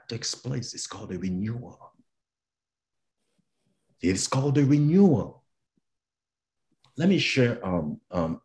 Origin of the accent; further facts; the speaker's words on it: Cameroon; moved away; I'm from Cameroon in West Africa